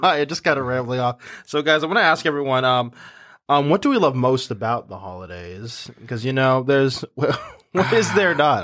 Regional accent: Massachusetts, United States; we're from, you know, Massachusetts, like, we're from New England

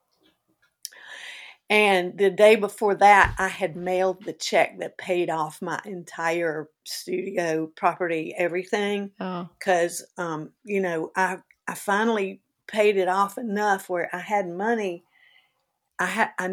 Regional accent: the South, United States; accent: Southern; I have my Southern accent

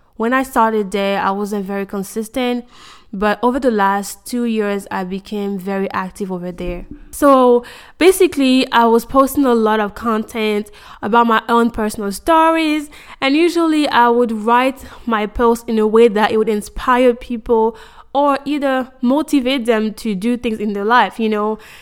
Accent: Côte d’Ivoire; moved away as an adult; now in United States; I was born and raised in Cote d'Ivoire, Ivory Coast.

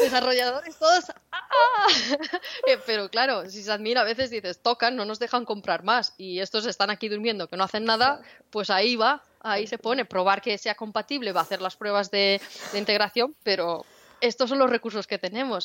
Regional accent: Spain; Y yo soy de España

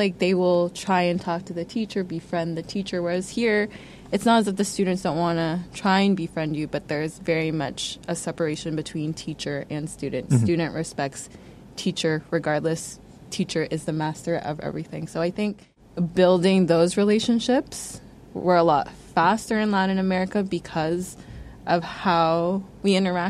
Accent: Hamilton, Ontario, Canada; moved away as an adult; also born or lived in Kingston / Honduras; now in Vietnam; when I moved from Hamilton to Kingston, that was hard because I had spent my whole entire life in my undergrad with my family. Moving to a different city 3 hours away

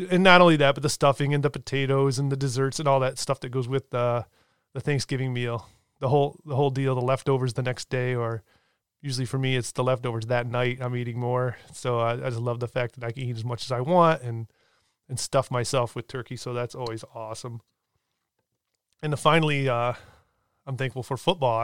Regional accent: Michigan, United States; I'm born and raised in Michigan

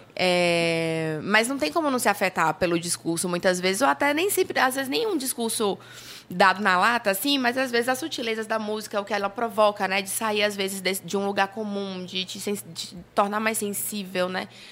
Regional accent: Paraíba, Brazil; moved away as an adult; also born or lived in Campina Grande / João Pessoa; now in Salvador, Brazil; eu sou paraibana, moro, uhum. nasci em Campina Grande, mas fui morar adolescente em João Pessoa

